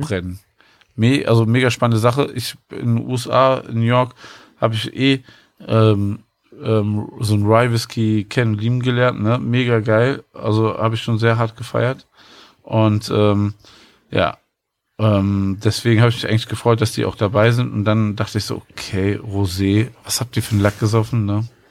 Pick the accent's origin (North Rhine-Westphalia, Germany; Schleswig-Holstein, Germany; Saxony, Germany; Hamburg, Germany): North Rhine-Westphalia, Germany; Cologne; als Kölner